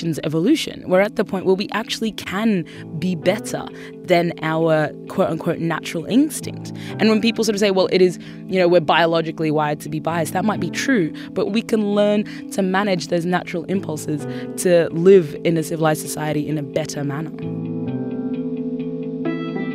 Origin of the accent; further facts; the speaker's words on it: Sudan; now in Australia; I was born in Sudan